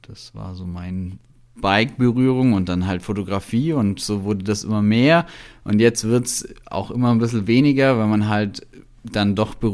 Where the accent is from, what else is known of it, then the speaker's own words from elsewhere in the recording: Kempten, Bavaria, Germany; also born or lived in Berlin, Germany; bin 33 Jahre alt, ähm, komme aus Kempten im Allgäu, also eigentlich aus Weidnau.